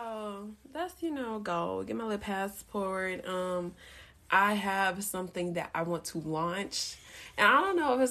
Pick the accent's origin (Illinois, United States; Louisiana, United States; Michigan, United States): Louisiana, United States; Baton Rouge; now in Dallas, United States; I'm from Baton Rouge